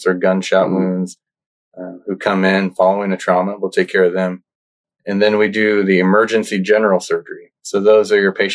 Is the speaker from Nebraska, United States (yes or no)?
yes; Nebraska, United States; moved away; I grew up in Nebraska, actually, in a really small town in the northeast part of the state.